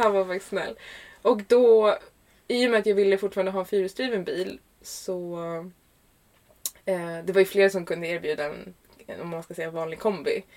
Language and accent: Swedish; Stockholm, Stockholm County, Sweden; also born or lived in Ingarö; jag kommer från Stockholm. Mm. I Sverige. I Sverige. I Sverige. Jag är uppvuxen i Högdalen